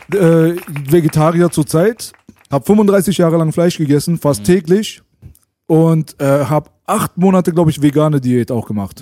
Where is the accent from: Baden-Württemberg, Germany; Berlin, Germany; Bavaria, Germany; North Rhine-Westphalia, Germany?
Berlin, Germany; bei uns in Berlin